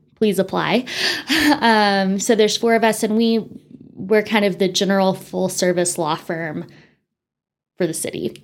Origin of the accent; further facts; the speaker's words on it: Amarillo, Texas, United States; also born or lived in Winston-Salem, North Carolina; I actually was born and raised in Amarillo